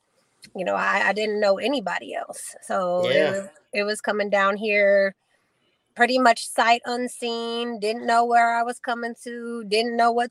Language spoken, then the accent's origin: English; Peoria, Illinois, United States; moved away as an adult; also born or lived in Kewanee, Illinois; now in Florida, United States; But grew up in Peoria